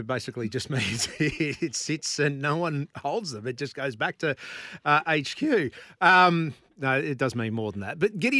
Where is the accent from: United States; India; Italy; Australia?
Australia; I'm an Australian